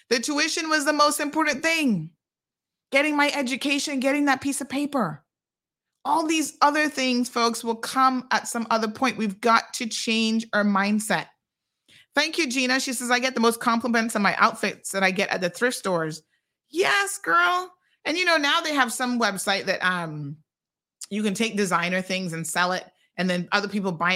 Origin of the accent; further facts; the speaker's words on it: Cayman Islands; now in United States; I'm from Cayman, but I've been here in the States. I'm hustling.